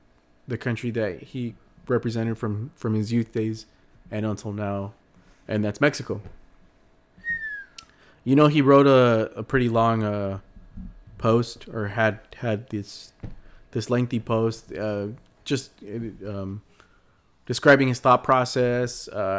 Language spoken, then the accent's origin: English; England, United Kingdom; You know, I've always heard mariachis when I was growing up in England.